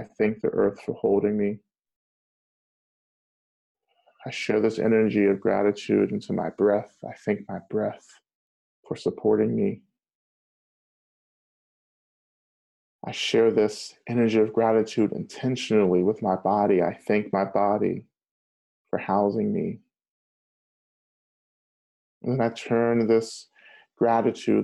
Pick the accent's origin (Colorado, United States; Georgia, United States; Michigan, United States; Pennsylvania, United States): Georgia, United States; North; So I grew up in Georgia, North Georgia